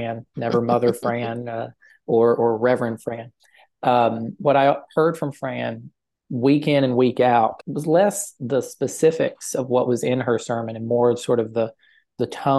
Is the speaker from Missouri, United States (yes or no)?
no; Pound, Virginia, United States; now in Randolph County, North Carolina, United States; Pound, Virginia, which is my hometown, and sits right on the Virginia-Kentucky border